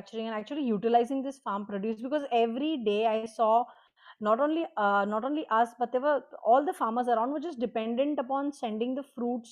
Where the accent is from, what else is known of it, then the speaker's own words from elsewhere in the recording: Bordi, Maharashtra, India; So my hometown is Borodi. It is a coastal town, the northernmost tip of Maharashtra adjoining Gujarat.